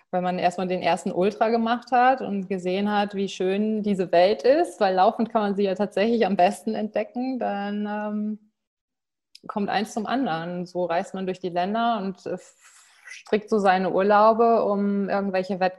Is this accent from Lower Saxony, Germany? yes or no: yes; Lower Saxony, Germany; Seit der Kindheit halt. Ich bin im Emsland aufgewachsen. Unendliche Weiten. Da muss man einfach laufen.